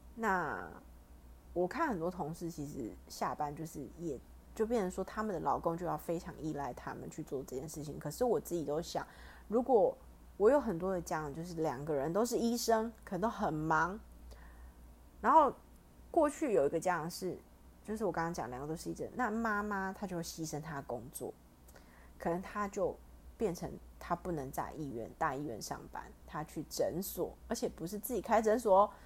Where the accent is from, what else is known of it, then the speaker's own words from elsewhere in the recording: Taiwan; 我们台湾不是只有像韩国人就是朝鲜族嘛，但我们这边有太多了